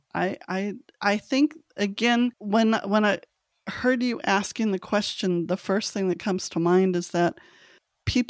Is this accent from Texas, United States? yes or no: no; Los Angeles, California, United States; moved away; I'm originally from Los Angeles